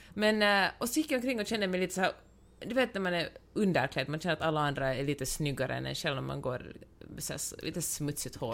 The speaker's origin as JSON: {"language": "Swedish", "country": "Finland", "said": "som finlandssvensk"}